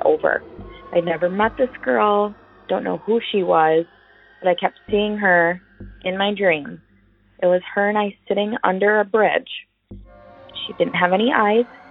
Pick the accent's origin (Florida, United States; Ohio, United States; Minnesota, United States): Minnesota, United States; Prior Lake; I'm from Prior Lake, Minnesota